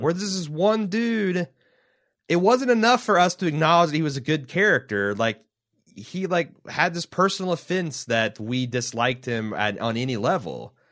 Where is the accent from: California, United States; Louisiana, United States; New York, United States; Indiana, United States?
Indiana, United States; now in Ohio, United States; we're from Indiana